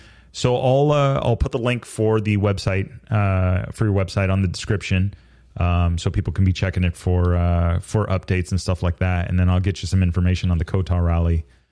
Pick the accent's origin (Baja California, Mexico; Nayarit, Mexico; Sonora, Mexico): Baja California, Mexico; Like, growing up in Baja to me and watching these guys ride and watching him ride.